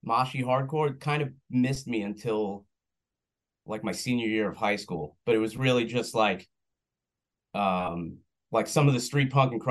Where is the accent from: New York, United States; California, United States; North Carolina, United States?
New York, United States; West Islip; I am. Yeah, I grew up in West Islip, which is a little town sandwiched in between Bayshore and Babylon.